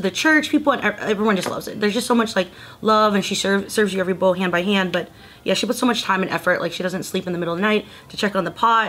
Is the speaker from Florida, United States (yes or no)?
yes; Middleburg, Florida, United States; moved away as an adult; now in Los Angeles, United States; I grew up in Florida